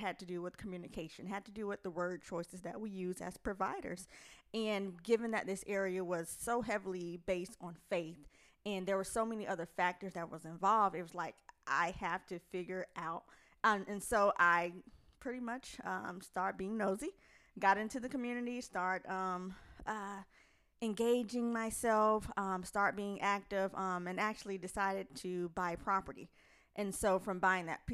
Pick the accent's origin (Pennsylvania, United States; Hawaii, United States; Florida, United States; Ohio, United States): Florida, United States; Fort Pierce; moved away as an adult; also born or lived in Jacksonville, Florida; now in Rocky Mount, United States; I am originally from Fort Pierce, Florida, by way of Jacksonville